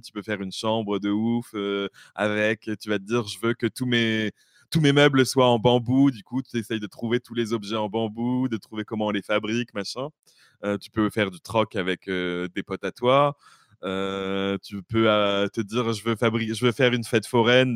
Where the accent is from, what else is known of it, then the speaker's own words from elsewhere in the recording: Bordeaux, Nouvelle-Aquitaine, France; je suis de Bordeaux